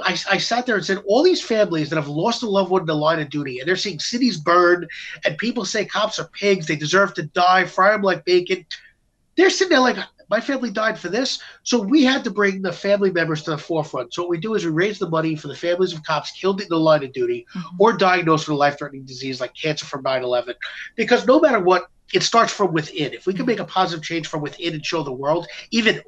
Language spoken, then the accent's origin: English; New York City, New York, United States; I'm from Staten Island